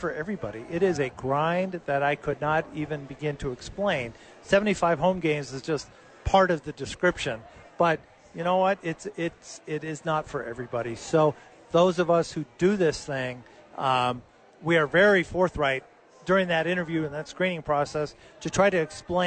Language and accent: English; Los Angeles, California, United States; now in Albuquerque, United States; when I was a kid growing up in Los Angeles